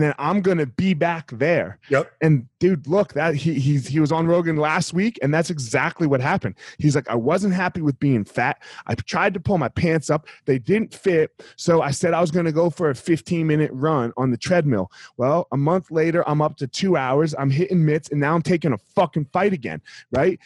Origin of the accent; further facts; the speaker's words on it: New Jersey, United States; I grew up in Jersey